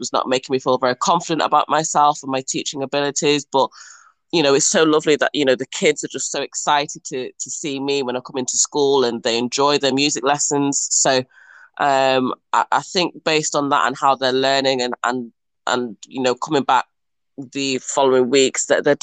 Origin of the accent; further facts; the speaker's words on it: Mansfield, East Midlands, United Kingdom; moved away as an adult; also born or lived in Liverpool / Preston / Manchester; now in China; I was born in Nottinghamshire and was born in a lovely little town, which is home of the Stags, I'll give you that. And yeah, I grew up there